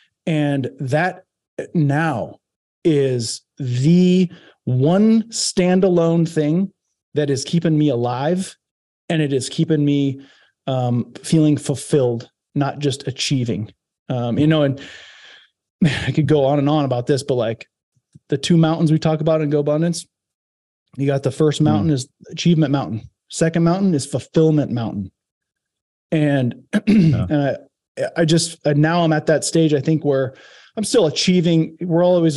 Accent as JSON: {"language": "English", "region": "Iowa", "country": "United States", "tie": "born or raised there", "also_born_or_lived": "Santa Barbara, California", "moved": "as an adult", "said": "growing up in Iowa"}